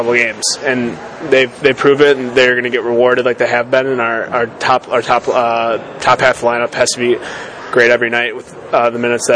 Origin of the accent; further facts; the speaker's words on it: Michigan, United States; I'm from Michigan